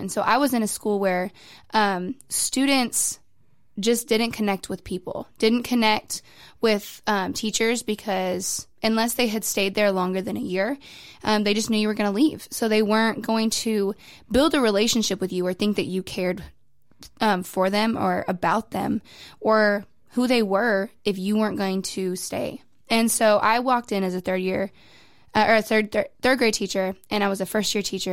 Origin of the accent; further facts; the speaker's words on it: New Mexico, United States; moved away as an adult; now in Waco, United States; I'm originally from New Mexico, a hundred percent Waco, or not New Wa-, not Waco, New Mexico native